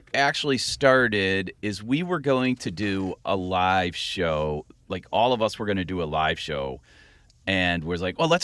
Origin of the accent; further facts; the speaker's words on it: Akron area, Ohio, United States; moved away as an adult; also born or lived in Cleveland, Ohio; now in Chicago, United States; So in sixth grade, we actually moved down to a rural area outside of Akron.